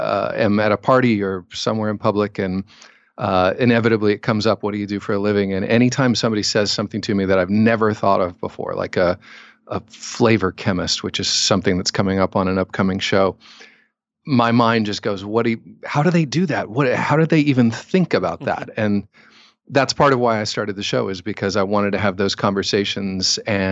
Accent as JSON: {"language": "English", "town": "Cincinnati", "region": "Ohio", "country": "United States", "said": "I'm from Cincinnati, so I'm just down the road from you."}